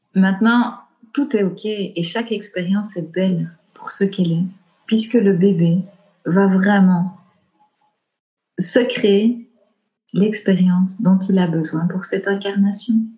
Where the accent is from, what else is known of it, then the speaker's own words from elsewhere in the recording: Belgian Ardennes, Wallonia, Belgium; accent: Belgian; je viens du fin fond de l'Ardenne belge, tu vois. Donc, j'ai grandi dans les bois.